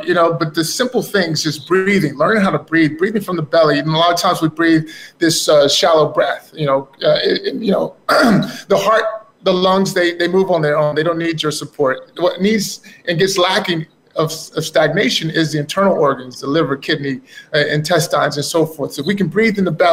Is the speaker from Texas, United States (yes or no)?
yes; Dallas, Texas, United States; growing up in Texas, Dallas